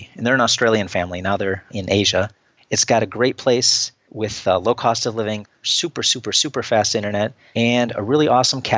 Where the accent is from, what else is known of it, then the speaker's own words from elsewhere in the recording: Sturgeon Bay, Wisconsin, United States; moved away as an adult; also born or lived in Philippines; now in Romania; my hometown in Sturgeon Bay, Wisconsin